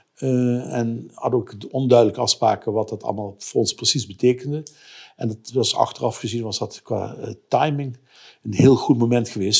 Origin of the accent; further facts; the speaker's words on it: Voerendaal, Limburg, Netherlands; accent: Limburg; moved away; also born or lived in Rotterdam; Uit Voerendaal. Dat is eh, Zuid-Limburg tussen Heel en Maastricht.